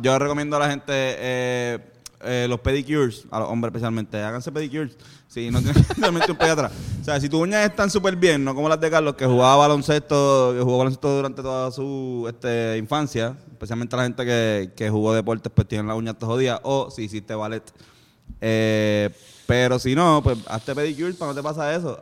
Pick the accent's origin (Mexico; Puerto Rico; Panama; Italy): Puerto Rico; accent: boricua; eres puertorriqueño